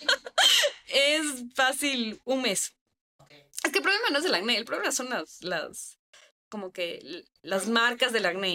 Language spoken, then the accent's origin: Spanish; Ecuador; estamos en Ecuador. Es un país que yo amo mi país. Amo mi país. O sea, yo de verdad me empapo de orgullo decir yo soy ecuatoriana